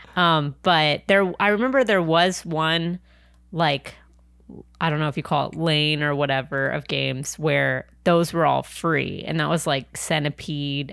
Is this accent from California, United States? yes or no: yes; San Diego, California, United States; also born or lived in New York / Anaheim; now in Los Angeles, United States; I'm originally from San Diego